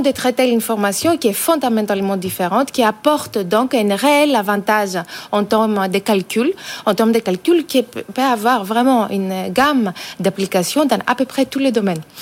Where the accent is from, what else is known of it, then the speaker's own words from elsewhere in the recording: France; en tant que Français, en tant qu'Européens